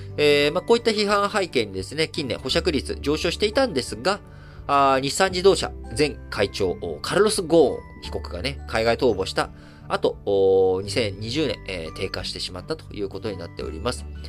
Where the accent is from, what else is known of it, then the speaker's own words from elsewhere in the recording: Japan; 生まれも育ちも日本なので